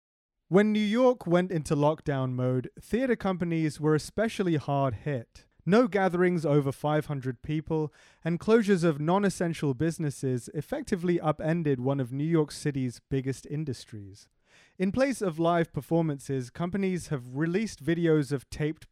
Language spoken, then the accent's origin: English; England, United Kingdom; because I'm English